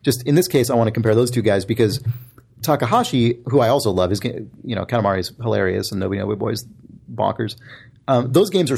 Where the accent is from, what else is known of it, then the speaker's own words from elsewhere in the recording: United States; I'm from the United States. I'm an American